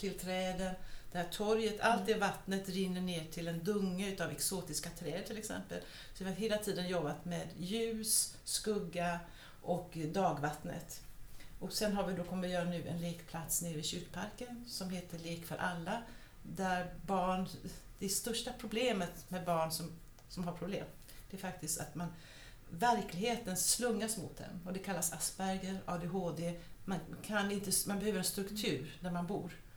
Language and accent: Swedish; Gothenburg, Västra Götaland, Sweden; moved away; also born or lived in Copenhagen / Stockholm; jag växte upp i Göteborg